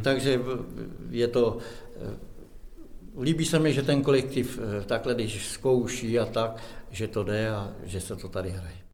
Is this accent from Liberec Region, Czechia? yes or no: no; near Rabí, Plzeň Region, Czechia; Já pocházím kousek tady odsaď od Rábí z Buditit